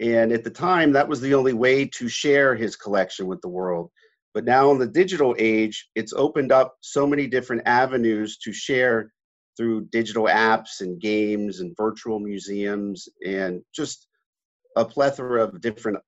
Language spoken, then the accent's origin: English; Pittsburgh, Pennsylvania, United States; Growing up in Pittsburgh, we had a large basement in our house